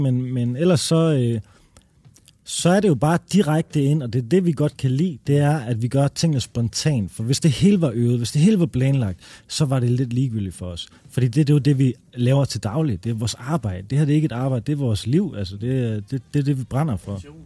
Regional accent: Denmark; also born or lived in Amager, Denmark / Randers, Denmark; jeg er jo faktisk fra Amager og fra Randers

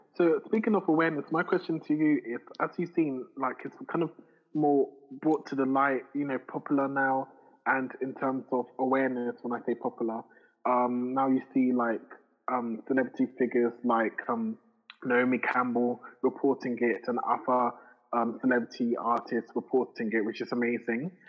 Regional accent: Ghana; I'm Ghanaian number one. I'm not Nigerian

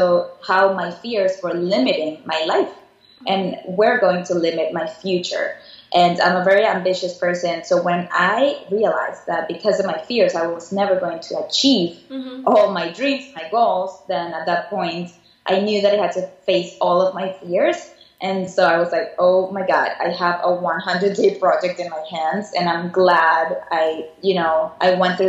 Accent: Caracas, Capital District, Venezuela; moved away as an adult; also born or lived in Savannah, Georgia / Miami; now in New York, United States; I was born and raised in Caracas, Venezuela. And at the age of 19, I decided to move to the U.S. to go to school here.

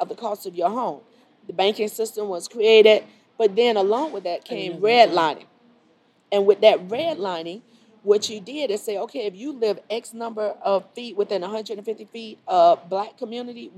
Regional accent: Miami, Florida, United States; moved away as an adult; now in Charlotte, United States; I grew up in Miami

